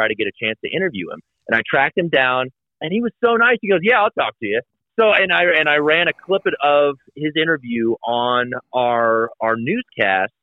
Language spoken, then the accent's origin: English; Kansas City, Missouri, United States; also born or lived in North Carolina; now in Saint Joseph, United States; I'm from Kansas City. Yeah. We've got our own barbecue